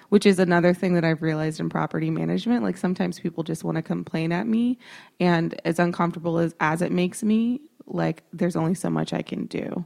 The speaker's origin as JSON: {"language": "English", "region": "Texas", "country": "United States", "said": "I'm a woman, I'm from Texas"}